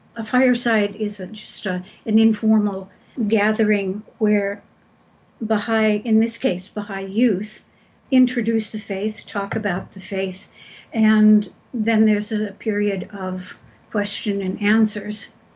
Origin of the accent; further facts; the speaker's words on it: San Gabriel Valley, Southern California, United States; I grew up in Southern California, out in the San Gabriel Valley, about 27 miles from Los Angeles